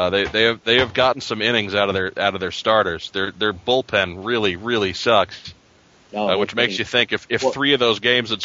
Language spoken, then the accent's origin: English; New York, United States; now in St. Louis, United States; I grew up in New York